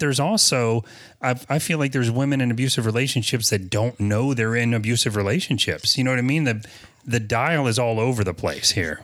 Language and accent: English; the South, United States; I'm from the South